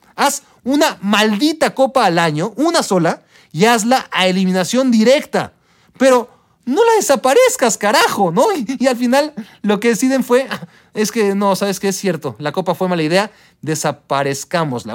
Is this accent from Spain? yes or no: no; Mexico; como ciudadanos mexicanos